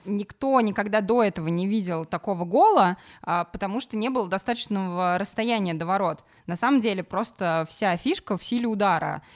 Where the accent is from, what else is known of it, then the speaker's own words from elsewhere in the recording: Samara, Samara Oblast, Russia; я из Самары и любила Крыльев Советов